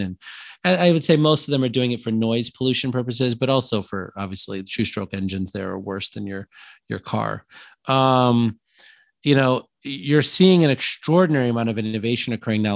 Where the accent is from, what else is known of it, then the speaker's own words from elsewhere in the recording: Illinois, United States; I'm from Illinois